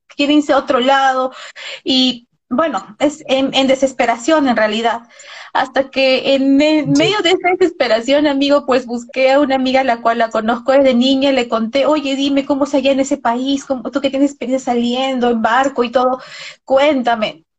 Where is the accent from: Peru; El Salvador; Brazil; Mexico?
Peru; acá en nuestro país, porque ambos somos de Perú